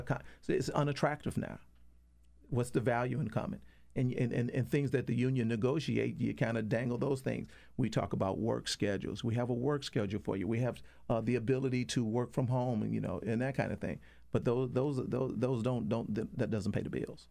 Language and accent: English; Detroit, Michigan, United States; I'm from Detroit, Michigan